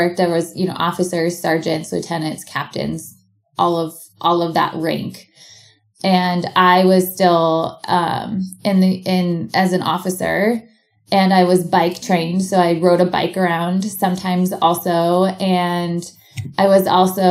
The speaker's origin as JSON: {"language": "English", "town": "Portland", "region": "Oregon", "country": "United States", "tie": "born or raised there", "moved": "as an adult", "lives_now": "Bend, United States", "said": "back where I grew up in Portland, Oregon"}